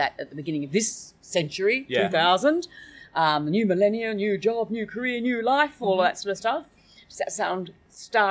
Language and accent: English; Australia; moved away as an adult; being an Australian, there's a lot more distance. I had to give up living in Australia